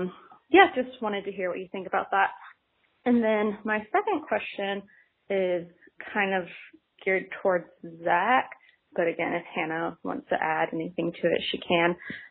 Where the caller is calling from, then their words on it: Dallas, Texas, United States; I am from Dallas, Texas.